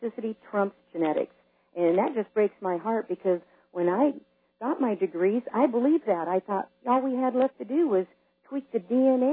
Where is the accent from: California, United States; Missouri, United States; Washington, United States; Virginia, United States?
Washington, United States; Yakima; I'm originally from the Yakima area in Washington